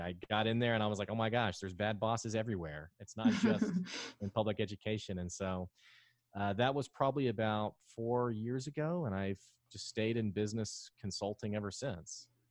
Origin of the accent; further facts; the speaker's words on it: Arkansas, United States; also born or lived in Houston; I love Arkansas you know, I lived in Houston for a while and then I, I moved back to Arkansas